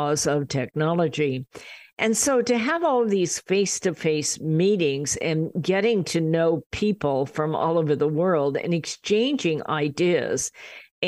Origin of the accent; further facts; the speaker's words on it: Riverside, California, United States; we're from Riverside in California